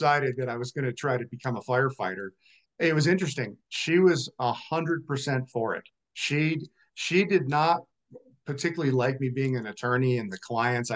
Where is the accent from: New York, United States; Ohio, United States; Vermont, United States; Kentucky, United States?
Vermont, United States; now in Colorado, United States; I'm originally from Vermont